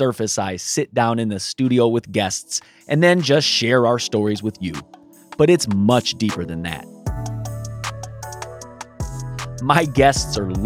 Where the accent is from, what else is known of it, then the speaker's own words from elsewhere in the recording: Moreno Valley, California, United States; growing up in Sunnymead, hitching trains